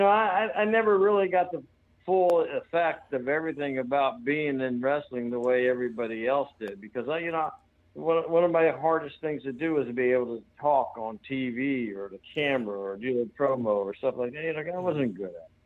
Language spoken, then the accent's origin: English; St. Petersburg, Florida, United States; also born or lived in Hawaii / North Carolina; I grew up here in St. Petersburg, Florida, where I'm still at, and I'm one block over from where I grew up, where I was raised as a child